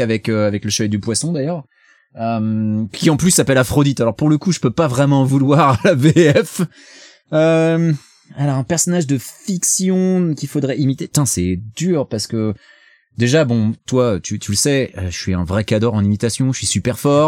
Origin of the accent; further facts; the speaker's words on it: France; now in United States; je suis français